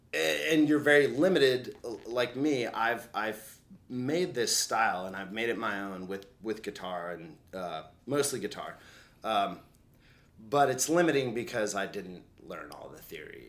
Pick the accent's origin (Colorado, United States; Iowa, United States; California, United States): Colorado, United States; When I grew up in Colorado.